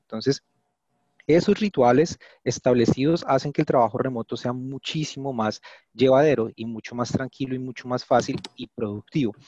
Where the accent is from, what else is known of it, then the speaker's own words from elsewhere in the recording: Bogotá, Colombia; soy colombiano, bogotano también